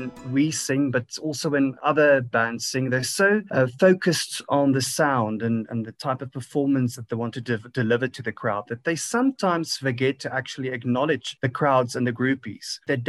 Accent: South Africa; I'm an artist from South Africa.

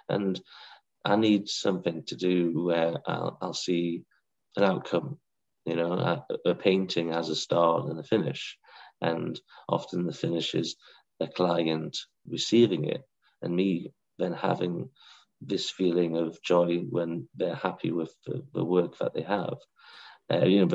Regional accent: Blyth, North East England, United Kingdom; also born or lived in Whitley Bay; now in North Shields, United Kingdom; I grew up in Blythe and then we moved along to Whitby Bay

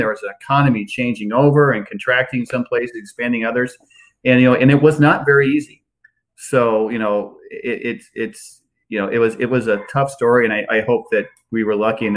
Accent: West Central Illinois, United States; now in Charlottesville, United States; I live in Charlottesville now, and I grew up in West Central Illinois

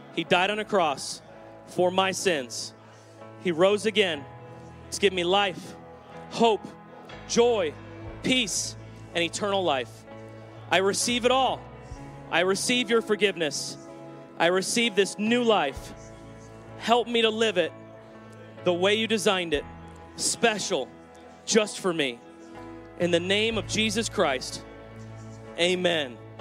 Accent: San Diego, California, United States; I was raised in San Diego

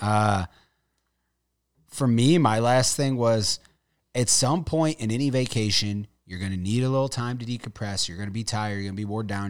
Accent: St. Louis, Missouri, United States

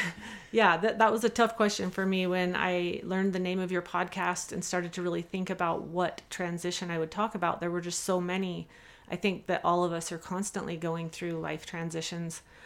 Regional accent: Salt Lake Valley, Utah, United States; I grew up here in the Salt Lake Valley

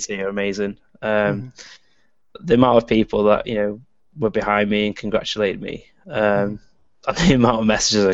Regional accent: Warrington, North West England, United Kingdom; I'm from a town called Warrington, which is like in between Manchester and Liverpool

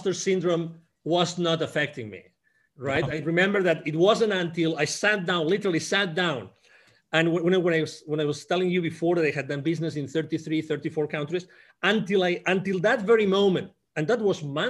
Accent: Barcelona, Catalonia, Spain; English is a second language; moved away as an adult; also born or lived in Mexico; I originally was born in Barcelona in Spain

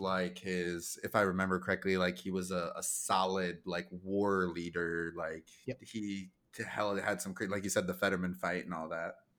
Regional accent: South Dakota, United States; we're from South Dakota

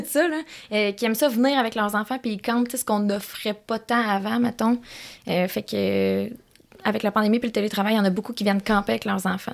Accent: Quebec, Canada; moved away as an adult; also born or lived in Gatineau; J'habitais à Gatineau, mais je suis native de Québec, fait que je voulais revenir par ici

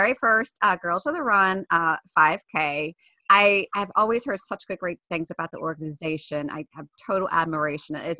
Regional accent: Baltimore, Maryland, United States; I'm from Baltimore

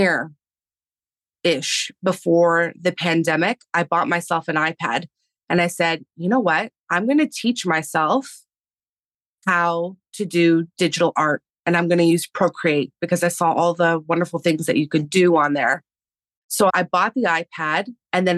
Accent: Canada; first language Spanish; English is a second language; being in Canada and living in a European household and my first language being Spanish and then having to switch to English when school started

